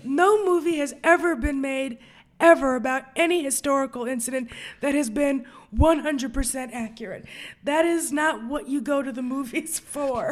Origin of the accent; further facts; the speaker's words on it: New York, United States; I grew up in New York